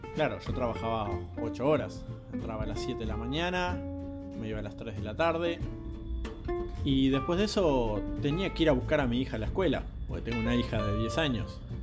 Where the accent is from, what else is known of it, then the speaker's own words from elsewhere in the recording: Montevideo, Uruguay; Tengo 41 años, soy de Montevideo, Uruguay